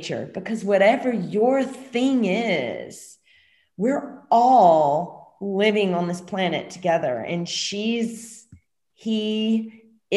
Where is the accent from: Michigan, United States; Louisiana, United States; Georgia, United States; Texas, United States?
Louisiana, United States; moved away as an adult; I'm from Louisiana, you know, I was there during different hurricanes